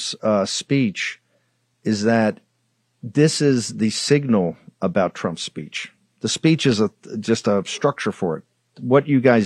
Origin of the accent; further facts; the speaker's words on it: Richmond, Virginia, United States; I'm from Richmond